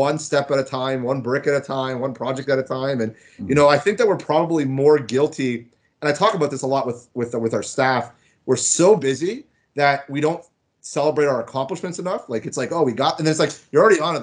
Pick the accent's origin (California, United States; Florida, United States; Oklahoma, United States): Florida, United States; moved away as an adult; also born or lived in Markham, Ontario, Canada; now in Toronto, Canada; I was born in Toronto. I lived here till grade 3. I grew up and I was born in Markham. And then I moved down to Florida and I stayed there through high school. So Florida was like really where I grew up.